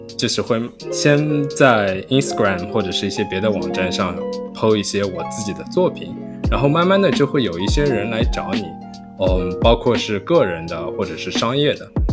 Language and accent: Chinese; Shanghai, China; moved away as an adult; also born or lived in Germany / Ithaca, United States; now in New York, United States; 我是在上海长大，然后， 嗯， 我到了德国读本科。经过四年， 呃， 在德国的经历之后，我就来到了美国。 首先我是在美国的一个小乡村，伊萨卡。然后毕业之后，然后我就来到了纽约